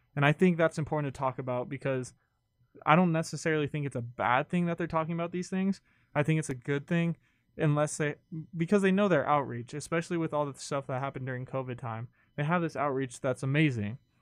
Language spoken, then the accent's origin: English; California, United States; I grew up in California